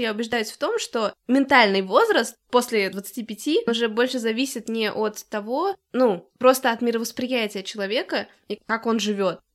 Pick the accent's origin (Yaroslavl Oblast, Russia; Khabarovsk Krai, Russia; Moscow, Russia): Moscow, Russia; я из Москвы